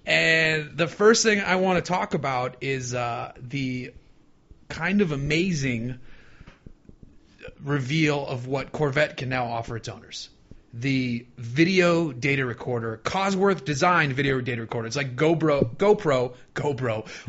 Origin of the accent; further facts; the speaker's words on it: Boston, Massachusetts, United States; now in California, United States; I'm from Boston